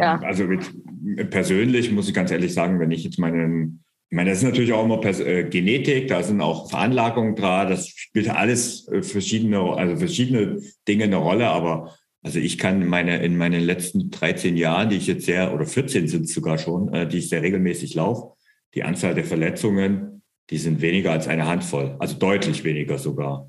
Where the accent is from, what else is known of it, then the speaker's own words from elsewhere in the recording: Bavaria, Germany; bei uns in Bayern